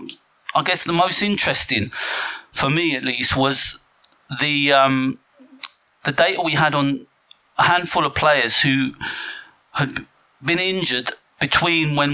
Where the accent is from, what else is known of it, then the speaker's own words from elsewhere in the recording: England, United Kingdom; being English